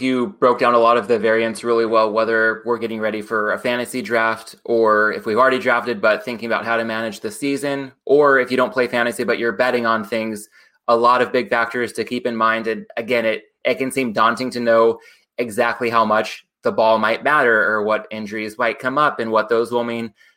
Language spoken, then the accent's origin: English; Oceanside, California, United States; moved away; based out of my hometown in Oceanside, North San Diego County